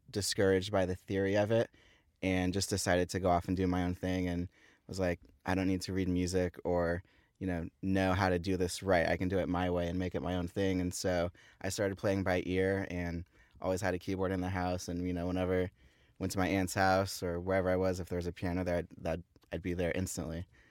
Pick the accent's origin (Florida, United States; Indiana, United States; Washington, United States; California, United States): California, United States; Thousand Oaks; I grew up in Thousand Oaks, just down the freeway, five minutes from here.